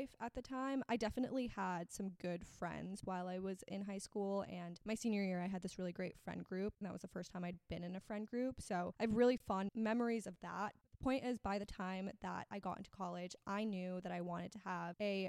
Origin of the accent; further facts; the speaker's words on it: Miami, Florida, United States; also born or lived in Austin, Texas; I am from Miami, Florida. I grew up here, but I actually was born in Austin, Texas